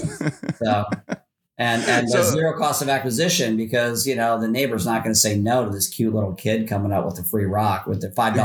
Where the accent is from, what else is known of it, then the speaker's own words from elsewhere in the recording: Philadelphia, Pennsylvania, United States; also born or lived in Kentucky / Virginia; I was born and raised in Philly, city of brotherly love, home of Rocky. So, I moved around as a kid. You know, we moved to Kentucky, to Virginia, back to Pennsylvania.